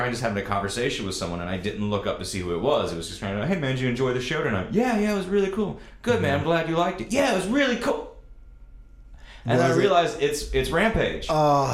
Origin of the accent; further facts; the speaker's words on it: Washington, North Carolina, United States; my hometown, which was Little Washington, North Carolina.